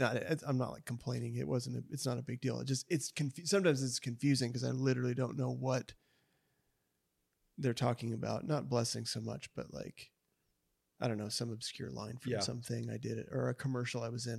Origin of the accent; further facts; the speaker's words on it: North Dakota, United States; now in Tulsa, United States; I'm from North Dakota.